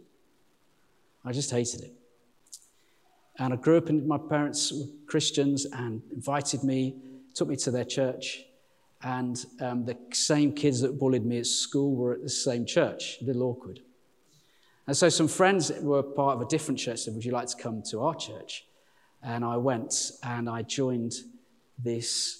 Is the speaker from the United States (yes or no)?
no; Walsall, near Birmingham, West Midlands, United Kingdom; accent: Birmingham; now in Sheffield, United Kingdom; I'm from a little place, born in a place called Warsaw, which is just outside Birmingham